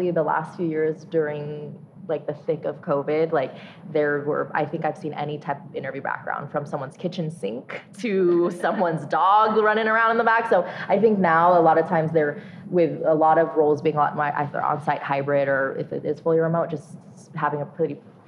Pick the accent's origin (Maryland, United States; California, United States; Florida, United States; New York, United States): California, United States; San Francisco; I went to UC San Diego, born and raised in San Francisco. I'm first generation American